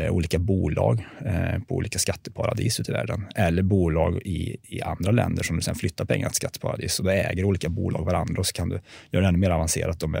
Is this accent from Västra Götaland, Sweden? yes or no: no; Värmland, Sweden; accent: Värmland dialect